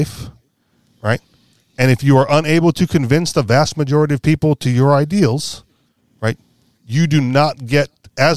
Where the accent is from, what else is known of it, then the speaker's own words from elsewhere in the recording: Hawaii, United States; moved away; I'm originally from Hawaii